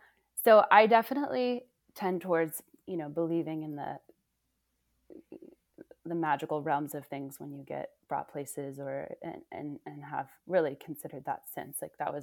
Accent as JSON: {"language": "English", "town": "Oakland", "region": "California", "country": "United States", "also_born_or_lived": "Indiana / New York City / Ashfield, Massachusetts", "moved": "yes", "said": "I'm from California. So yeah. I'm from the Bay Area. I'm from Oakland. So yeah, had this journey, you know, school in Indiana, then moving to New York City, then moving to Ashfield, Massachusetts."}